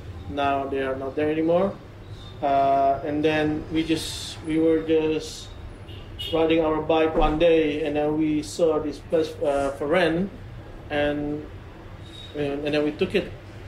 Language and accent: English; Jakarta, Indonesia; moved away as an adult; also born or lived in New Zealand; now in Bali, Indonesia; I was born and raised in Jakarta, but I've been living here in Bali for almost 11 years. My parents are from Sumatra.